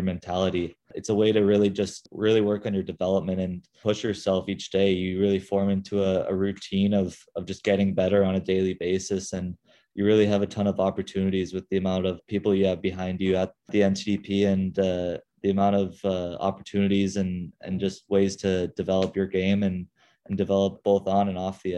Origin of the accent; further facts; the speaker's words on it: Arizona, United States; moved away; growing up in Arizona because there's so many opportunities to play every sport imaginable